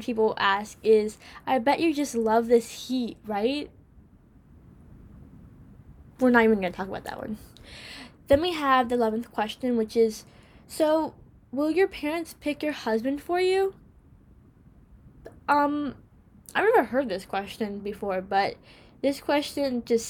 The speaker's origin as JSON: {"language": "English", "region": "New York", "country": "United States", "said": "America. I'm from here. I live here"}